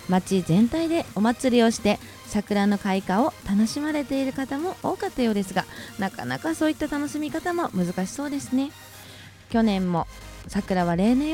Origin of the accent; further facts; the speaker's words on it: Shizuoka, Japan; 私は静岡県出身で